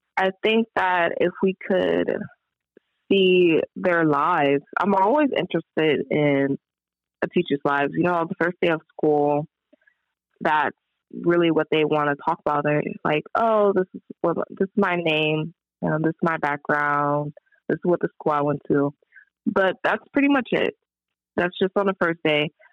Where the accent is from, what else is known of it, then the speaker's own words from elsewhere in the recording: Compton, California, United States; I grew up in Compton, just a little kid growing up in like a really rough city